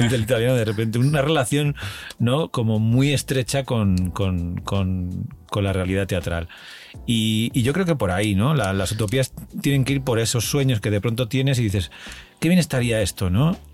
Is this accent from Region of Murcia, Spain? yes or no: no; Valencian Community, Spain; moved away as an adult; now in Madrid, Spain; en mi pueblo, en un pueblo chiquitillo de la provincia de Alicante